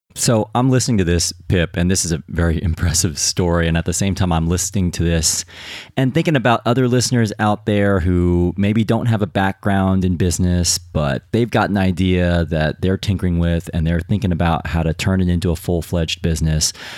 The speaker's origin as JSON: {"language": "English", "country": "United States", "moved": "yes", "lives_now": "United Kingdom", "said": "as an American"}